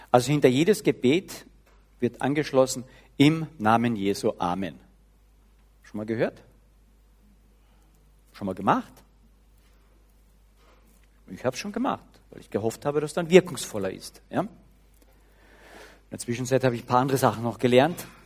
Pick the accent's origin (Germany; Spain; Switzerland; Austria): Austria; Carinthia; Ich muss, zumindest als Kärntner, muss ich Hochdeutsch beten.